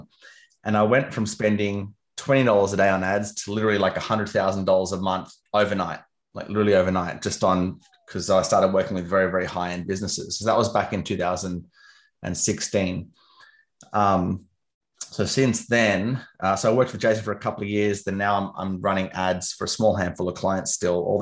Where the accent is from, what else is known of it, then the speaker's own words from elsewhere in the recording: Canberra, Australian Capital Territory, Australia; moved away; also born or lived in London; I'm from Canberra, which is a city. It's the capital of Australia